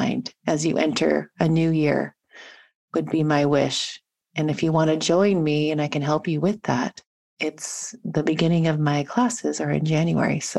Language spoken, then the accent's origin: English; Washington, United States; moved away as an adult; also born or lived in Montana; now in San Diego, United States; my home state in Redmond, Washington